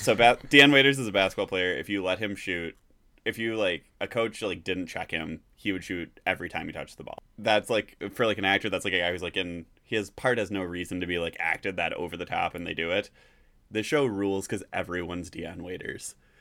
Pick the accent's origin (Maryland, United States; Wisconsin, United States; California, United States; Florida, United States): Wisconsin, United States; Griffiths; I'm from Griffiths, Wisconsin